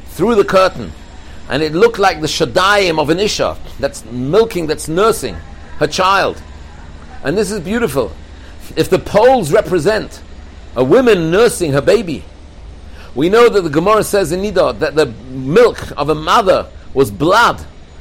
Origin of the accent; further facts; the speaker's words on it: England, United Kingdom; I'm from England